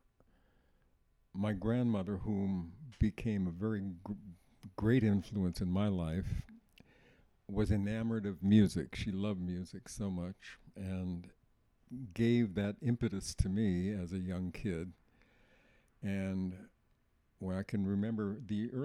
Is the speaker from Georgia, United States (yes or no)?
no; Oakland, California, United States; I was born in Oakland, California, September the 3rd, 1934